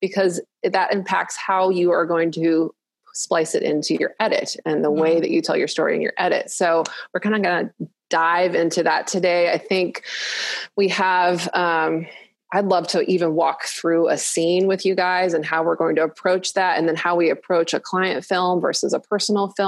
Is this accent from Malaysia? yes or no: yes; Malaysia; I grew up in Malaysia and we didn't have air conditioning in the houses.